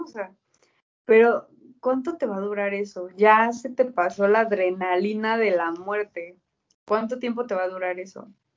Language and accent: Spanish; Mexico; yo viviendo en México